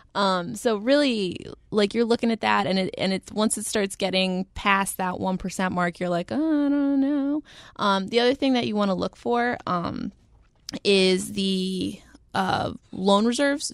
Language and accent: English; the South, United States; moved away; technically I grew up in the South.